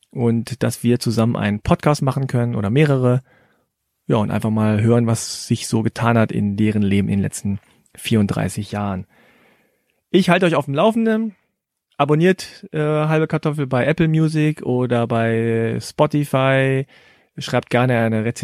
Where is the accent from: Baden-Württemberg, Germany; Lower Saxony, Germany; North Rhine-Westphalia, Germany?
Lower Saxony, Germany; Hannover; Genau genommen komme ich nicht aus Korea, sondern meine Eltern. Ich bin in Hannover geboren